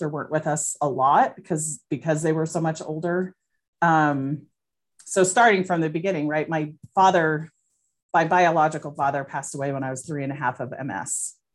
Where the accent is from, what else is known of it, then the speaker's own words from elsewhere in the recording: Albuquerque, New Mexico, United States; I grew up in Albuquerque and we lived by the river in the Bosque.